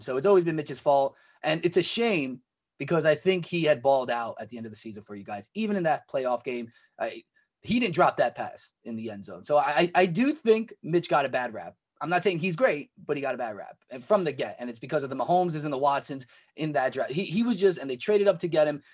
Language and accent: English; New York, United States; I'm a New Yorker